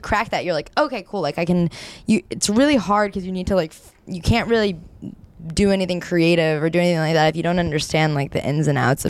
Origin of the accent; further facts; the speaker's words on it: San Diego, California, United States; now in New York City, United States; I'm from San Diego.